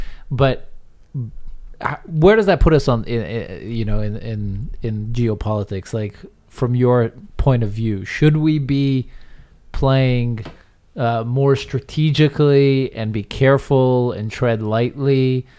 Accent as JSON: {"language": "English", "country": "United States", "tie": "born or raised there", "moved": "as an adult", "lives_now": "Israel", "said": "I'm still American by citizenship, but you know, as former person who grew up in the States and lives in the States, and with that American identity in me"}